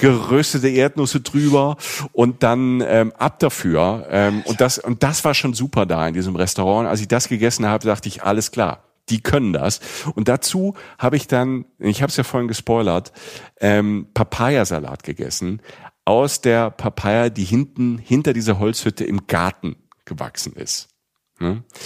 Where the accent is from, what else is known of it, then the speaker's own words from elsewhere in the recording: Rhineland-Palatinate, Germany; in der Pfalz in der Südpfalz, da wo ich herkomme